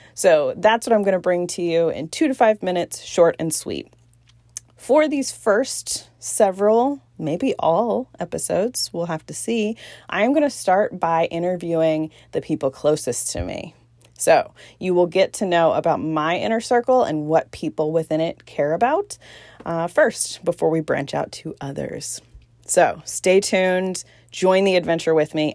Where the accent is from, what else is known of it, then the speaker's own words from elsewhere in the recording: Newport News, Virginia, United States; also born or lived in Southeast Georgia; now in Georgia, United States; I am originally from Newport News, Virginia, and I now live in a small Southeast Georgia town